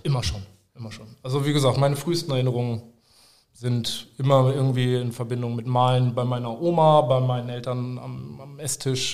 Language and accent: German; Nienburg/Weser, Lower Saxony, Germany; moved away as an adult; also born or lived in Hameln; now in Aerzen, Germany; Ich bin äh, ursprünglich aus Nimog-Weser und bin vor ja, so zwölf Jahren etwa ähm, zum Tätowieren lernen nach Erzen gegangen